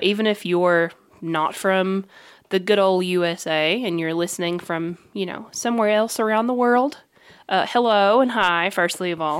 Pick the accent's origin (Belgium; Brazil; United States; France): United States; Kentucky; we're from Kentucky.